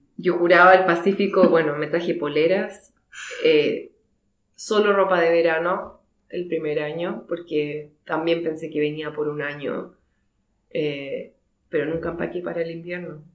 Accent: Chile; moved away as an adult; also born or lived in Mendoza, Argentina; now in Christchurch, New Zealand; siendo chilena

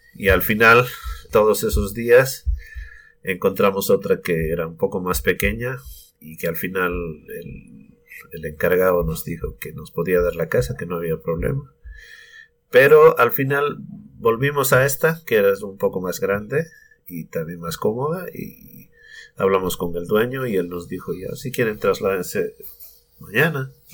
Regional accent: Sucre, Chuquisaca, Bolivia; moved away as an adult; now in New Zealand; yo soy de Bolivia, de la capital, que es Sucre. De allá somos con mi familia. Mm, hemos estado viviendo allá siempre.

